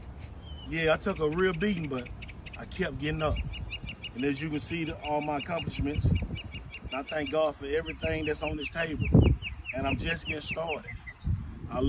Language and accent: English; Georgia, United States; moved away; I had to come back to my hometown, Lightning, Georgia